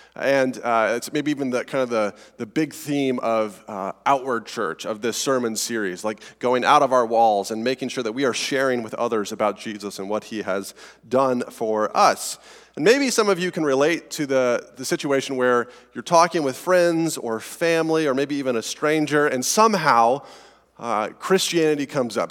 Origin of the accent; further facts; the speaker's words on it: Colorado, United States; accent: Colorado; my weird Colorado accent